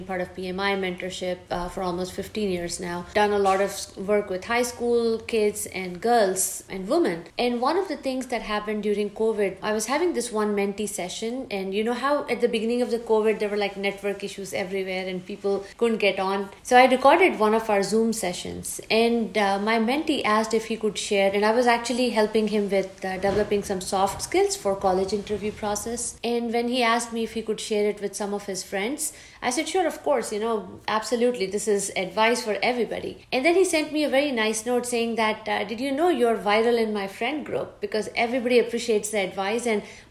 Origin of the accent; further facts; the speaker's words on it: India; moved away as an adult; I grew up in India. Came here after my grad school for another grad degree. I have been here almost 26 years now